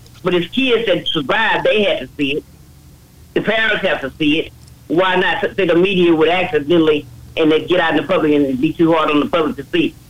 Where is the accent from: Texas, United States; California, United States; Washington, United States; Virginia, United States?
Texas, United States; Sealy; down in my hometown along that Brazos River.